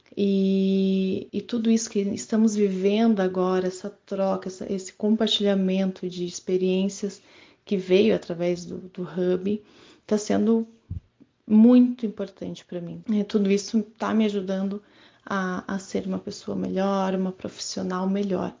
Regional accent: Curitiba, Paraná, Brazil; sou de Curitiba, Paraná

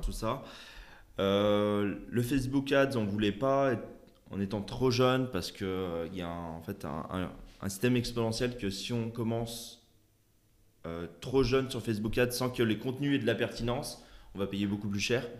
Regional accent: Lyon, Auvergne-Rhône-Alpes, France; je suis de Lyon

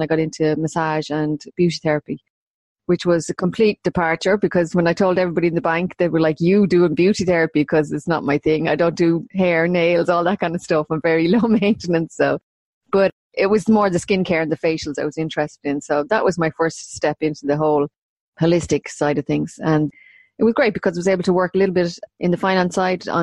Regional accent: Maynooth, County Kildare, Ireland; moved away as an adult; also born or lived in London / Dublin; I'm from Maynooth, born and bred, and I have lived away from Maynooth probably more than I've lived in it now at this stage of my life

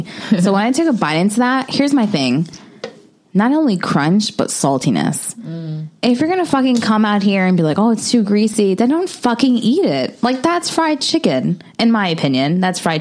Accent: New York City, New York, United States; I grew up in the Bronx

